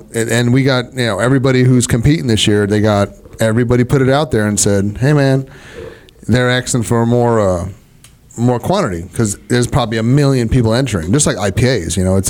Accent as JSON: {"language": "English", "region": "New York", "country": "United States", "moved": "yes", "said": "I'm originally from New York"}